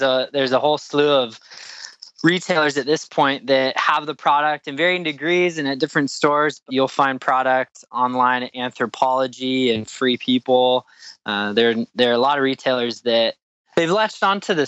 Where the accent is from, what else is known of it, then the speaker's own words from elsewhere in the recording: Spokane, Washington, United States; We grew up together in Spokane, Washington